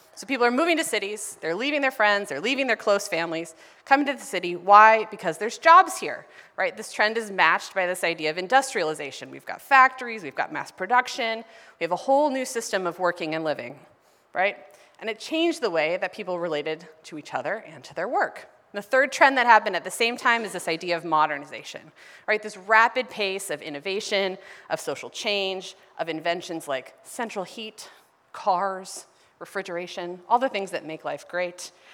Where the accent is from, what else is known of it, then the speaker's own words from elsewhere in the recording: Ohio, United States; moved away as an adult; now in Los Angeles, United States; the city that I grew up in in Ohio